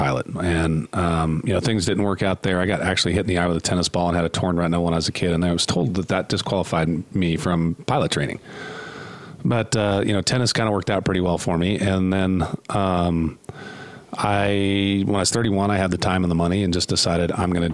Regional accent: Southern California, United States; moved away as an adult; now in Utah, United States; I grew up in Southern California and then moved here about 10 years ago

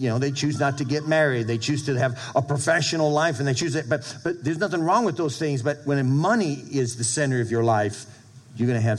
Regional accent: Brockton, Massachusetts, United States; moved away; When my dad, he had apartment complexes in Brockton, Mass., where I grew up in New England

